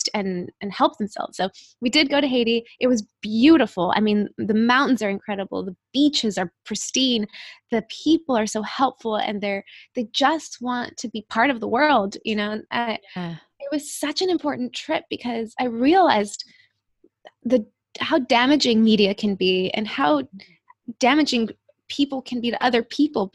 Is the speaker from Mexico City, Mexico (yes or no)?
yes; Mexico City, Mexico; moved away; I grew up in Mexico City